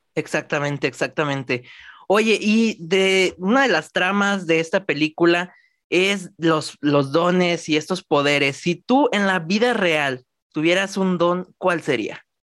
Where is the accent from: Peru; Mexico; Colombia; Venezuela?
Mexico; de mi país, orgullosamente mexicano